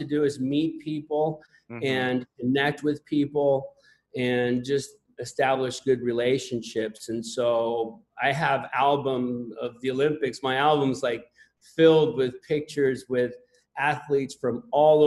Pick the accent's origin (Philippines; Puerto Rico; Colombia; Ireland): Puerto Rico; moved away as an adult; also born or lived in Tennessee; I was born in Puerto Rico